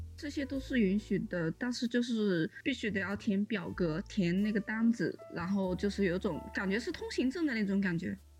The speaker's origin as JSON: {"language": "Chinese", "country": "China", "moved": "yes", "lives_now": "Turin, Italy", "said": "对于我们中国人来说，封城比起病毒的话都是一个可以接受的范围内"}